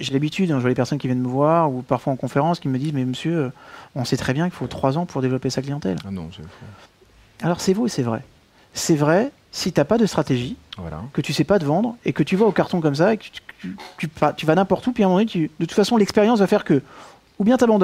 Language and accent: French; Belgium; accent: Belgian; Il faut pas que j'arrête avec mon accent belge.